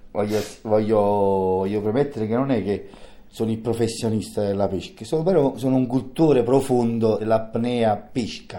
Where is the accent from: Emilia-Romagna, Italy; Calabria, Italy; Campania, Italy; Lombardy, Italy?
Campania, Italy; Naples; Io per esempio sono di Napoli